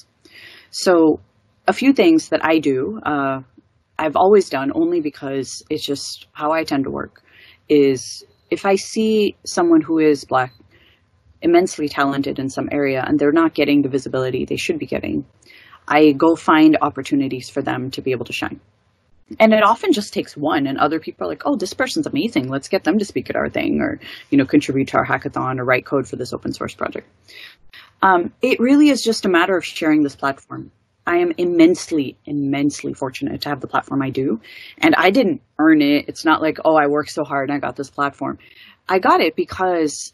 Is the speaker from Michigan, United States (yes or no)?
yes; Detroit, Michigan, United States; I grew up in Detroit, Michigan in the U.S., which is predominantly Black